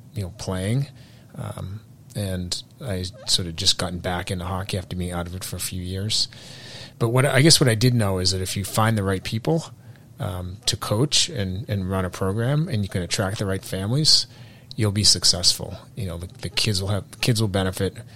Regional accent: Burlington, Massachusetts, United States; I grew up in Burlington, so I'm local.

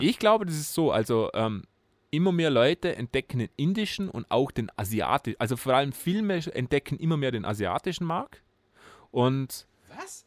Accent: Austria; bei uns in Österreich

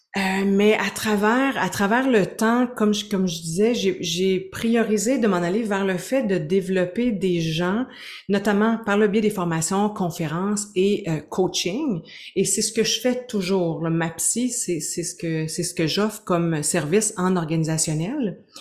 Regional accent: Gaspésie, Quebec, Canada; now in Quebec City, Canada; je suis une Gaspésienne exilée à Québec

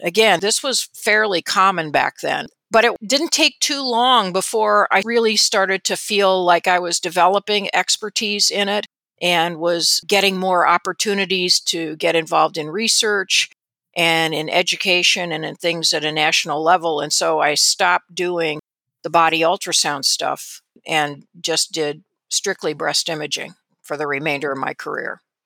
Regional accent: South Bend, Indiana, United States; also born or lived in California / Rochester, Minnesota; my family didn't move to Indiana until I was starting fourth grade, so we moved actually from Rochester, Minnesota, where my dad was at the Mayo Clinic, to South Bend, and that's where I spent the bulk of my childhood through high school.

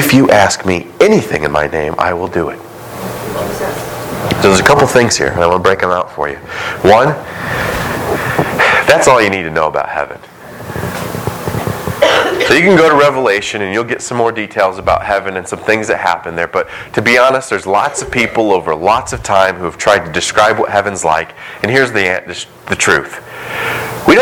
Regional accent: United States; we as American Christians

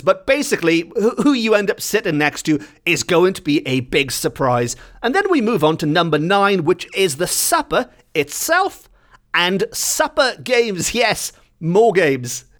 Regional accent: Welsh, Wales, United Kingdom; as much as I love being Welsh

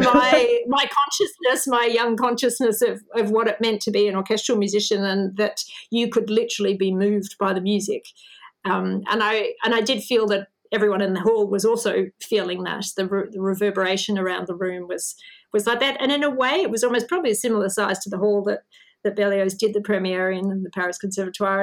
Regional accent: Melbourne, Victoria, Australia; Melbourne, which is my hometown where I live

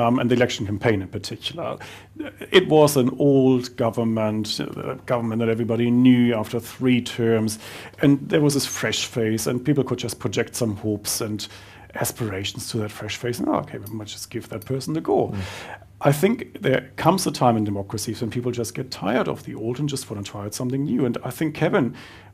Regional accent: Germany; now in New Zealand

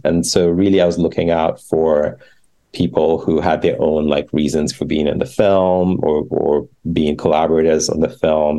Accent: Ghana; moved away; the queer community in Ghana, my home country

